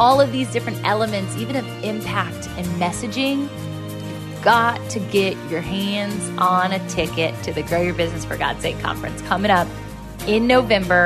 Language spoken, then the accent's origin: English; Virginia, United States; my home state in Virginia.